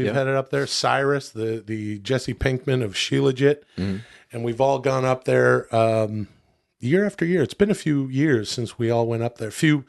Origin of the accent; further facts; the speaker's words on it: Ladner, British Columbia, Canada; I grew up in Ladner, British Columbia, and British Columbia is on the ocean.